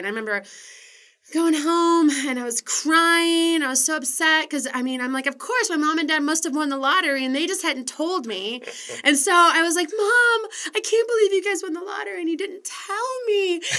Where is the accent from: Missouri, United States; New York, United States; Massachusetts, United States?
Missouri, United States; also born or lived in Wisconsin; now in Portland, United States; I was born in Wisconsin. Okay. And then my Weaver parents moved us to a tiny little town 2 hours outside of St. Louis.